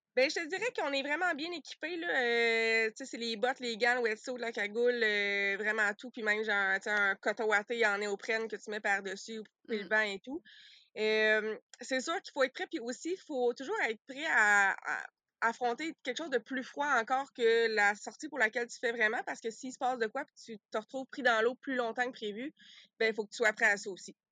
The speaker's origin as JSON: {"language": "French", "town": "Sherbrooke", "region": "Quebec", "country": "Canada", "also_born_or_lived": "Saguenay-Lac-Saint-Jean / Australia", "moved": "as an adult", "said": "originalement, moi, je suis de, Sherbrooke"}